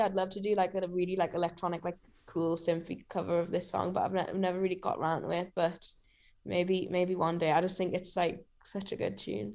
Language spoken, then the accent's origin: English; Newcastle upon Tyne, North East England, United Kingdom; Riverside's, like, a pretty iconic venue in Newcastle, and it's my hometown show